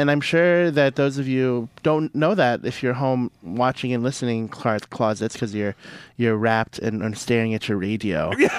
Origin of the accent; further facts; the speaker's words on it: St. Louis, Missouri, United States; moved away; I'm from St. Louis.